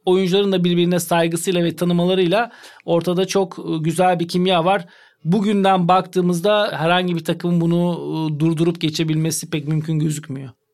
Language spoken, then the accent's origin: Turkish; Turkey; bir Türk olarak, Türk antrenör olarak